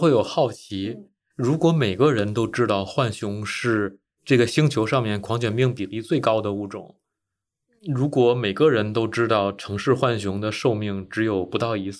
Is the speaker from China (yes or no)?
yes; China; now in United States; 但是第二天，第二天我反应过来，我是来自中国的专业的野生动物研究者，我怎么能喂野生动物呢？我怎么能给我们中国的野生动物研究者丢脸呢？但是我没有想到的是，我去问我美国的同事，大家都很不好意思。